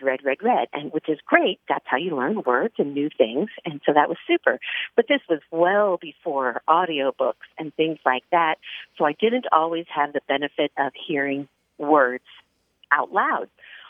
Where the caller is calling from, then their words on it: Newbury Park, California, United States; I'm calling from Newbury Park, California.